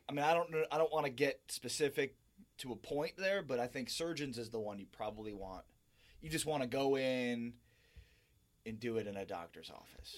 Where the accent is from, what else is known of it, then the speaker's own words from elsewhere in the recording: Highland Park, Illinois, United States; now in San Antonio, United States; Chicago native, hi, uh, northern suburbs